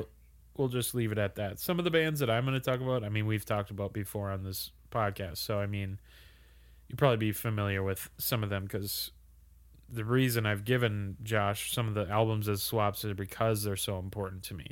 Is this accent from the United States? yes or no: yes; Minnesota, United States; we're both from Minnesota.